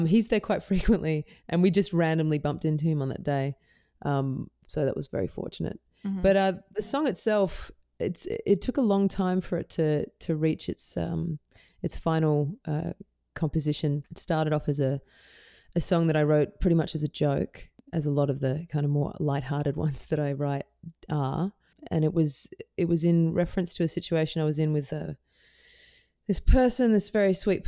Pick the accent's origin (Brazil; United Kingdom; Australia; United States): Australia; Perth, Western Australia; also born or lived in Melbourne / Netherlands; Yeah, I grew up in Perth in Western Australia, and I lived in Melbourne for quite some time. But I also lived in Holland for a portion of my early teen years.